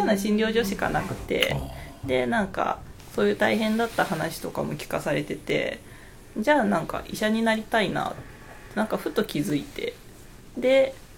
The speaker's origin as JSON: {"language": "Japanese", "town": "Matsusaka", "region": "Mie", "country": "Japan", "tie": "born or raised there", "moved": "as an adult", "lives_now": "Okayama, Japan", "said": "生まれも育ちも高校までは三重県です"}